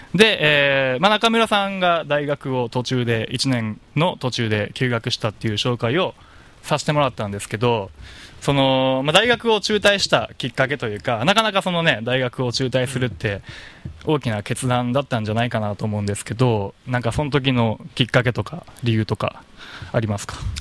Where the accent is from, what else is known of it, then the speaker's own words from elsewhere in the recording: Kansai, Japan; now in Okinawa, Japan; 僕地元が関西なんで